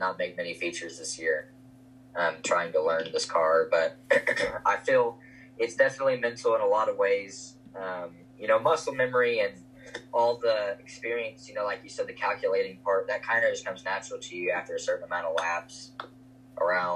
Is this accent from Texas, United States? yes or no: yes; Lubbock, Texas, United States; Lubbock, which is my hometown